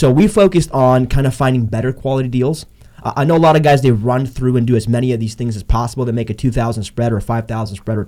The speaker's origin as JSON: {"language": "English", "country": "Canada", "said": "I'm Canadian."}